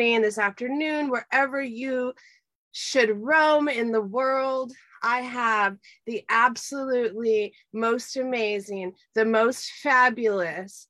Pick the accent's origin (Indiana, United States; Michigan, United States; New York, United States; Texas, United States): Texas, United States; Kingsville; That is my hometown, Kingsville, Texas